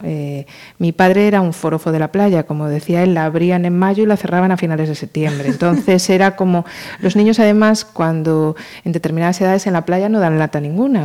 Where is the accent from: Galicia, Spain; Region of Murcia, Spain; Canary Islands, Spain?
Galicia, Spain; Marín; also born or lived in Pontevedra / Madrid; Los de Marín teníamos que nacer en Pontevedra, en uno de los hospitales de Pontevedra. Y aunque yo nací en Pontevedra